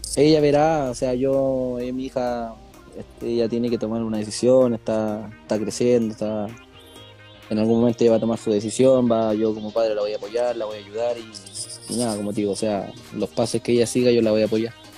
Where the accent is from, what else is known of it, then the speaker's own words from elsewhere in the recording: Santiago, Santiago Metropolitan Region, Chile; also born or lived in Coquimbo / Copiapó; now in Puerto Montt, Chile; yo soy de Santiago. Soy de Santiago.